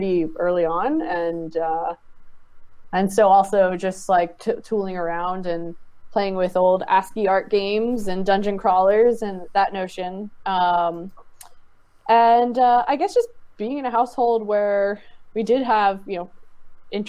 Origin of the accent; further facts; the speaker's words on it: Richmond, Virginia, United States; growing up in Richmond, Virginia, playing video games in the suburbs